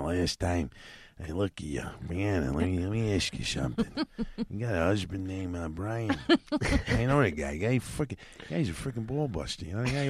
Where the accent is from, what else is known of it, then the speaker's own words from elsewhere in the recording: New York, United States; Growing up in New York that had a hard time out there.